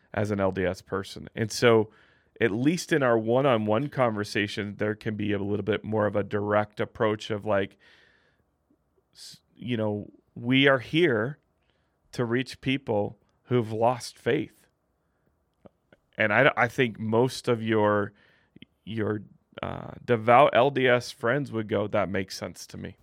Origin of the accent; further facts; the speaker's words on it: Midwest, United States; now in Utah, United States; I grew up in the Midwest, not a ton of L D S people there